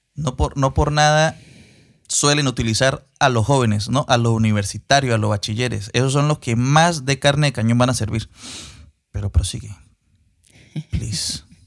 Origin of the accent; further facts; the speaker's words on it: Venezuela; como venezolano y como ciudadano del mundo